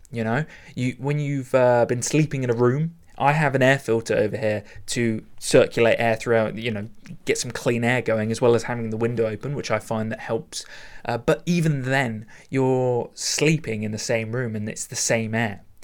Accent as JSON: {"language": "English", "country": "United Kingdom", "said": "very British of me"}